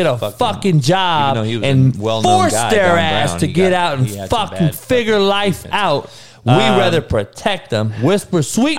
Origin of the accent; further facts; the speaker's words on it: Los Angeles, California, United States; Right here in my hometown